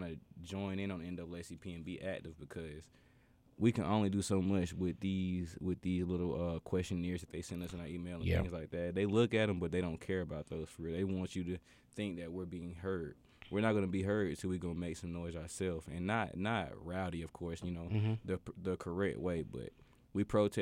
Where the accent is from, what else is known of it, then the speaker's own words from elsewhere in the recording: Winston-Salem, North Carolina, United States; I'm from Winston-Salem